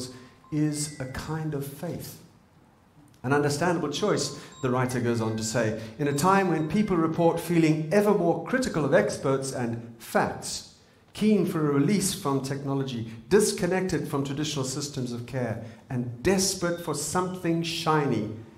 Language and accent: English; Zimbabwe; moved away; I'm from Zimbabwe